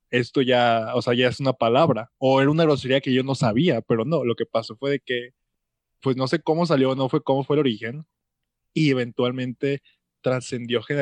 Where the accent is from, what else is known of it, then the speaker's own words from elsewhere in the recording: Mexico; Como cuando quieres imitar algo, como México, que somos copia directa de Estados Unidos, que siempre queremos copiar todos los tipos de formatos.